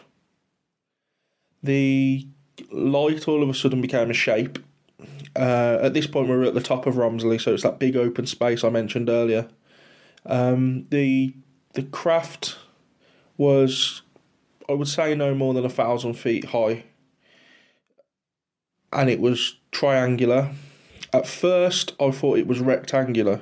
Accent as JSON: {"language": "English", "town": "Halesowen", "region": "West Midlands", "country": "United Kingdom", "tie": "born or raised there", "said": "come from the West Midlands in England"}